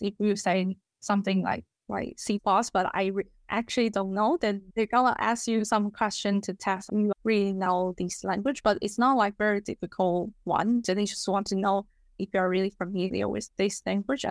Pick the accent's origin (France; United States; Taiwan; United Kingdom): Taiwan; English is a second language; moved away as an adult; also born or lived in Melbourne, Australia; now in Australia; I'm from Taiwan, and now I work as associate engineer in Zero